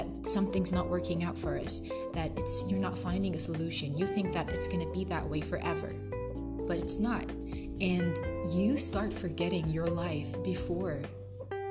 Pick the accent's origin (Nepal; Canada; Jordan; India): Jordan; moved away as an adult; now in Algeria; I study abroad in Algeria, and I'm from Jordan